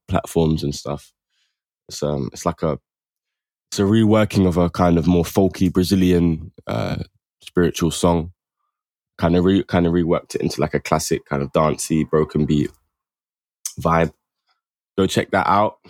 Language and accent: English; London, United Kingdom; also born or lived in Camden, London; I'm from South, like, Mitcham, Streatham area.